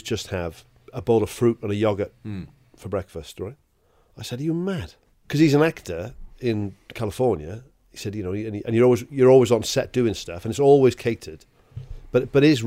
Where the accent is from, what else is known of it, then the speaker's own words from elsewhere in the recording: Welsh, Wales, United Kingdom; It's being Welsh, man. I think it's, well, not just Welsh, but I think working class.